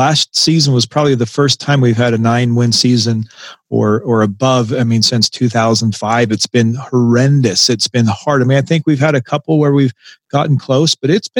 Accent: Salt Lake City, Utah, United States; moved away as an adult; also born or lived in Knoxville, Tennessee / Enterprise, Utah; My wife and I, we grew up in Salt Lake City, and we just kind of on a whim decided we wanted to move.

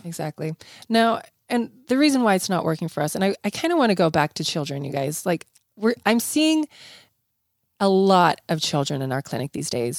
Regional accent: South Africa; now in United States; I grew up in South Africa where we ate tons of fresh fruits and vegetables. I remember moving to the United States

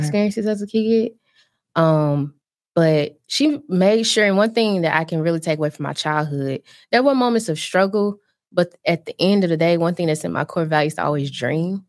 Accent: Birmingham, Alabama, United States; moved away as an adult; also born or lived in New Jersey; I'm originally from Birmingham, Alabama

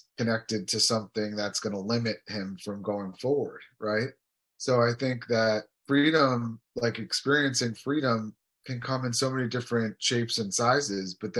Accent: United States; I grew up in America and we had all the freedoms

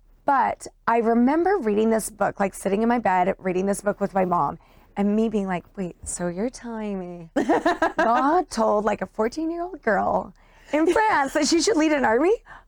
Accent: Utah, United States; I grew up in Utah in a suburb of Salt Lake. And it was a great place to grow up.

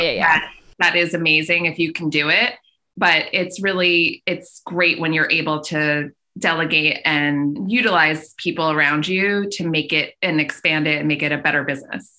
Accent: Long Island, New York, United States; also born or lived in Brooklyn / Syracuse; now in Westchester, United States; I'm from Long Island, so just outside the city

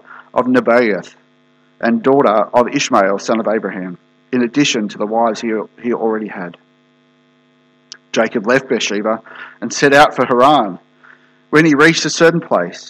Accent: Australia; moved away; I'm from Australia originally

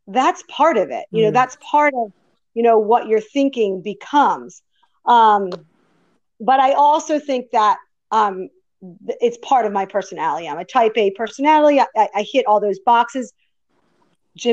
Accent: Woodbury, New Jersey, United States; So I grew up in Woodbury, New Jersey

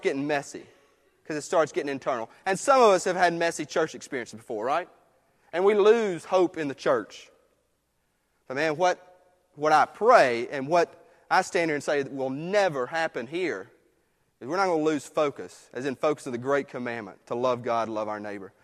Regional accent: United States; I love living in this country, being American

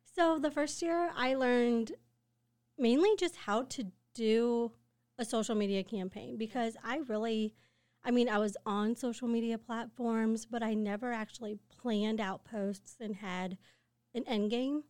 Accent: Quincy, Illinois, United States; I grew up in Quincy

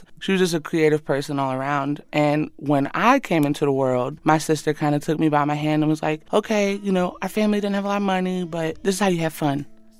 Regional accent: Athens, Alabama, United States; I grew up in a trailer park in Athens, Alabama. We didn't have a lot

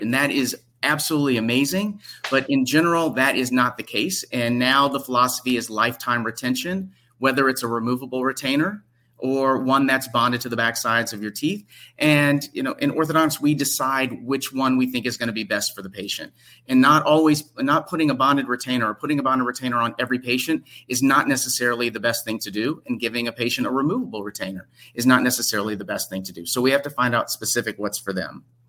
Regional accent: Memphis, Tennessee, United States; moved away as an adult; also born or lived in Detroit, Michigan; I'm from Memphis, Tennessee

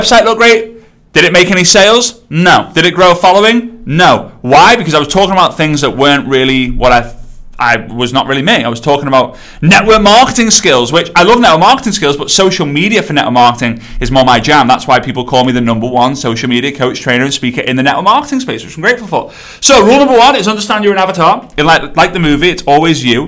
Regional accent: England, United Kingdom; I'm English

